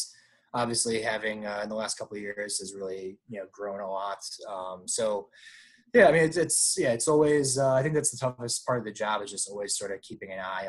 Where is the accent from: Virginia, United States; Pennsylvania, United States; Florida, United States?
Virginia, United States; Virginia Beach; born there; I was born in Virginia Beach, not far, you know, just down the road from that. I lived there a few times.